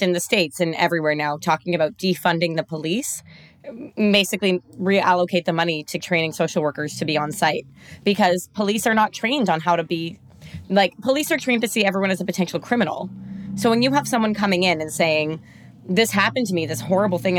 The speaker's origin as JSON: {"language": "English", "town": "Toronto", "region": "Ontario", "country": "Canada", "said": "I'm from Toronto"}